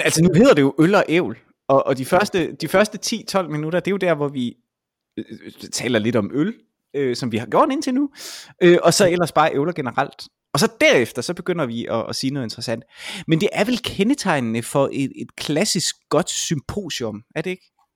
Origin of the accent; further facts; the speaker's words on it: Vejle, Southern Denmark, Denmark; nu er jeg jo fra Vejle